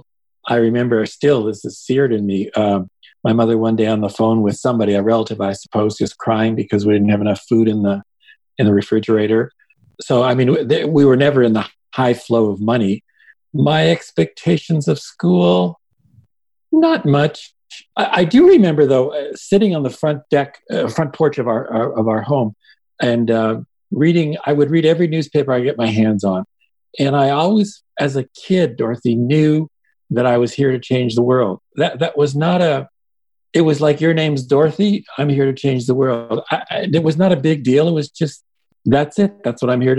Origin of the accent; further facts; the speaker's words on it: Hamilton, Ontario, Canada; first language Yiddish; English is a second language; I was born and raised in Hamilton, Ontario, Canada